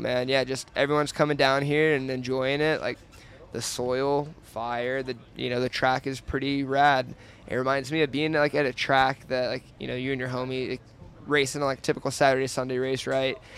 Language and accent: English; Georgia, United States; now in Colorado, United States; I grew up like on the East Coast in Georgia.